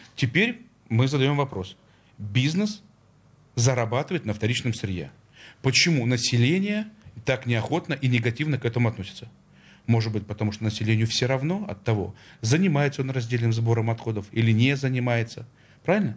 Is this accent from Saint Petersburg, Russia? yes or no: yes; Saint Petersburg, Russia; Я, как петербуржец